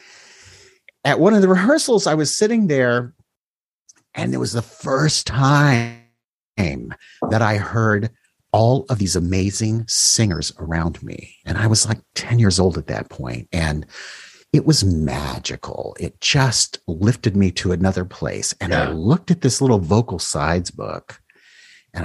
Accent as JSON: {"language": "English", "town": "Columbus", "region": "Ohio", "country": "United States", "tie": "born or raised there", "said": "in Columbus, Ohio, we had indoor recess because of snow."}